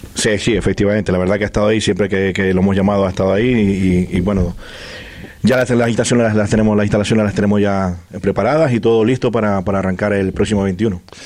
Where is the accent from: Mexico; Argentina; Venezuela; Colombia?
Venezuela; now in Fuerteventura, Spain; son somos de Venezuela